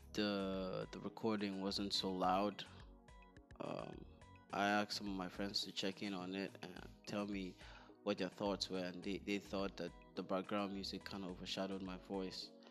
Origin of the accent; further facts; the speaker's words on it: Northern Nigeria, Nigeria; I was born in the north. And for the most part of my childhood, I was raised in the north